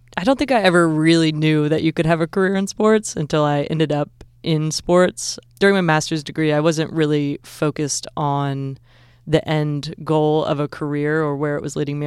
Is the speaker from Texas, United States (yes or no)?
no; Southern Illinois, United States; moved away as an adult; also born or lived in Southern California; now in Georgia, United States; I'm from Southern Illinois originally